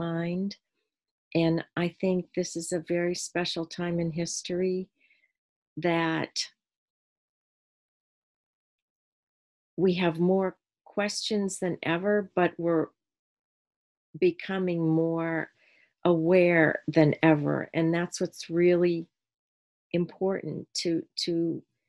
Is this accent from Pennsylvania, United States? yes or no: yes; Erie, Pennsylvania, United States; I am from Erie, Pennsylvania.